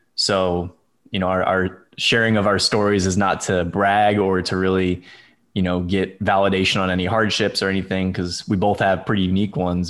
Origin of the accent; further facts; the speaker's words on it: St. Louis, Missouri, United States; moved away as an adult; now in Houston, United States; I grew up in Saint Louis, Missouri